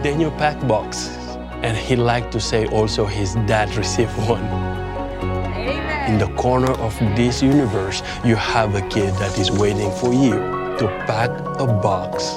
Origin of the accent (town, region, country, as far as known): Senegal; born or raised there